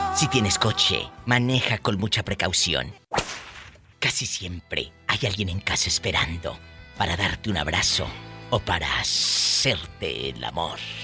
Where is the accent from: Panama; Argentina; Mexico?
Mexico; Matamoros, Tamaulipas; mi tierra, mi Matamoros querido